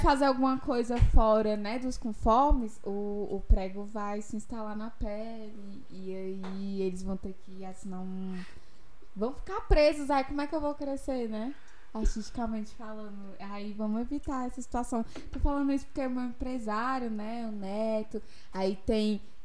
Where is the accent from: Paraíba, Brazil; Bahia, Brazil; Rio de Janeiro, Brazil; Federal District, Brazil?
Federal District, Brazil; Taguatinga; born or raised there; also born or lived in Ceilândia / Riacho Fundo